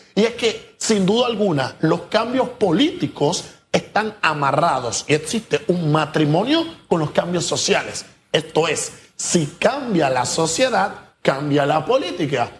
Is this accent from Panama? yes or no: yes; Panama; nosotros, como ciudadanos panameños